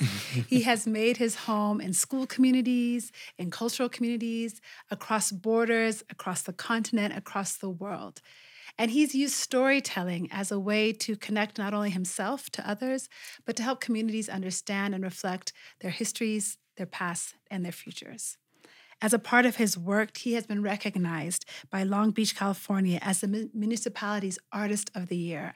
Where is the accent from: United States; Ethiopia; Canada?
Ethiopia; now in Kenya; my home country of Ethiopia